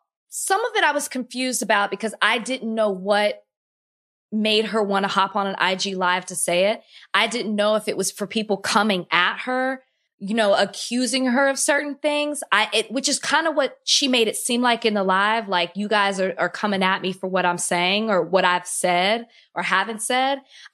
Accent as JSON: {"language": "English", "town": "Dallas", "region": "Texas", "country": "United States", "said": "I'm from Dallas, so I was"}